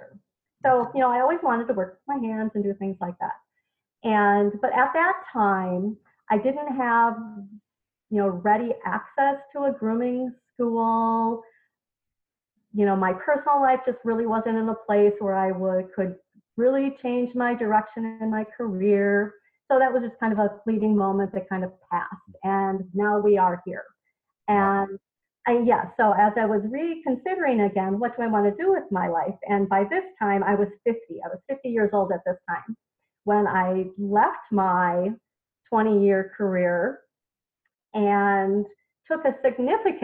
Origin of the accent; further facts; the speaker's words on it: a small town in Wisconsin, United States; moved away; And so I did that in my hometown, in a small town in Wisconsin, for 13 years